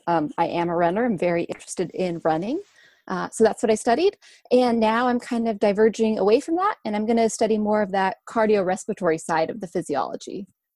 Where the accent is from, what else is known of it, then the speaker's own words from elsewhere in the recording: Salt Lake City, Utah, United States; moved away as an adult; also born or lived in Park City, Utah / Boulder, Colorado; So I'm originally from Utah. I grew up in Salt Lake City and Park City. And then for college, I hopped over to the other side of the mountains and attended University of Colorado at Boulder.